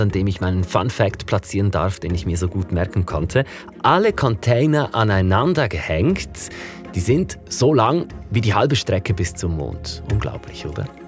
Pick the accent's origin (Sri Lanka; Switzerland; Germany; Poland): Switzerland; Interlaken, Bern; bei mir zu Hause in Interlaken, wo ich aufgewachsen bin